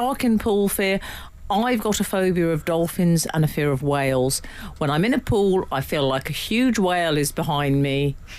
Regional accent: Australia; moved away; growing up in Australia.

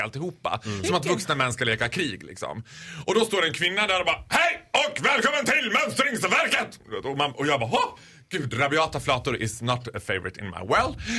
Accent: Borlänge, Dalarna County, Sweden; jag är ju född och uppvuxen i Borlänge

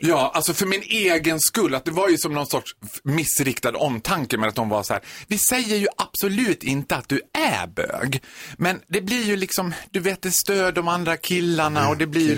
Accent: Borlänge, Dalarna County, Sweden; moved away; Jag är född och uppvuxen i Borlänge

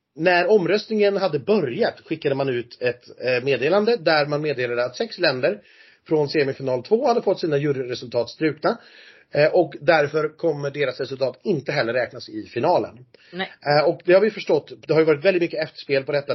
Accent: Sweden; som svensk

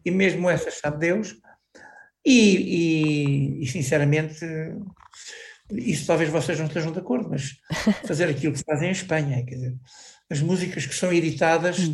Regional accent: Chamusca, Santarém District, Portugal; now in Anadia, Portugal; na minha terra natal, na Chamusca

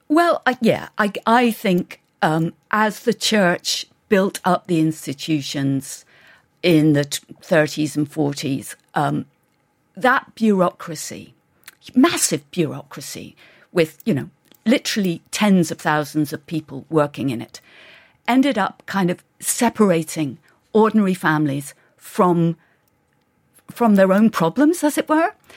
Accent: England, United Kingdom; I grew up in England

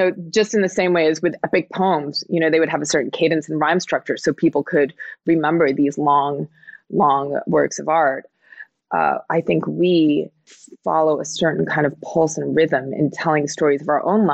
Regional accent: New Jersey, United States; I was born in New Jersey to, you know, immigrant parents

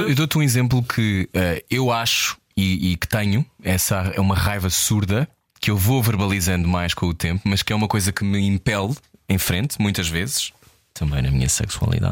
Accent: Portugal; eu sou português

